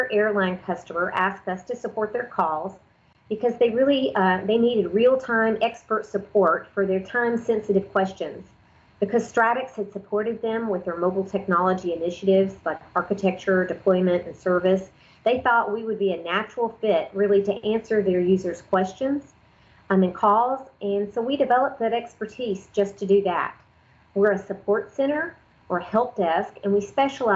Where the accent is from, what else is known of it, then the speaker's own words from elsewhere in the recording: North Georgia, United States; I'm from the North Georgia area.